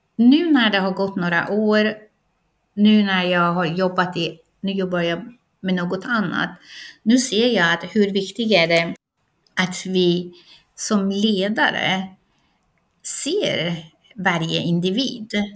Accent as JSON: {"language": "Swedish", "country": "Iran", "moved": "yes", "lives_now": "Sweden", "said": "ursprungligen kommer jag från Iran"}